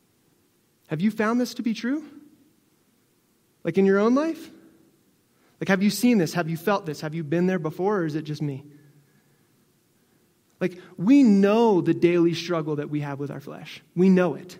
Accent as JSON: {"language": "English", "region": "Northeast", "country": "United States", "moved": "yes", "said": "I'm originally from the Northeast, so I was born with it."}